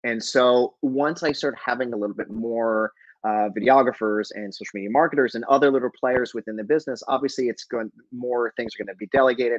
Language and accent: English; Albuquerque, New Mexico, United States; moved away; I'm originally from Albuquerque